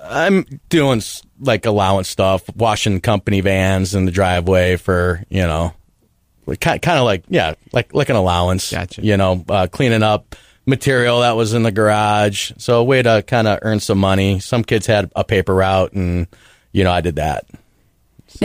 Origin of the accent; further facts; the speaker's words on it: Parma Heights, Ohio, United States; I grew up in Parma Heights, Ohio, which is a suburb outside of Cleveland